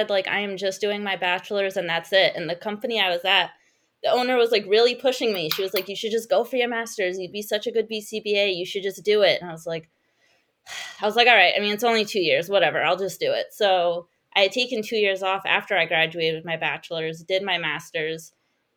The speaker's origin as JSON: {"language": "English", "region": "Rhode Island", "country": "United States", "tie": "born or raised there"}